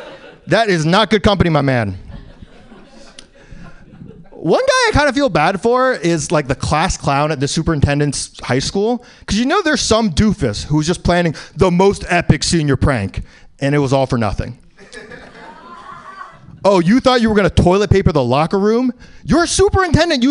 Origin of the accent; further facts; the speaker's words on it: New York City, New York, United States; Born in New York, live in New York, in the East Village